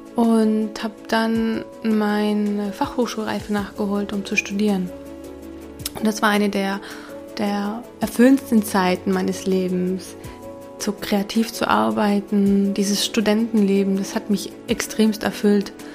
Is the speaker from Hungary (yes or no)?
yes; Hungary; also born or lived in Budapest; now in Zurich, Switzerland; nach Ungarn, bin zum unserem ja, zum Haus, wo wir aufgewachsen sind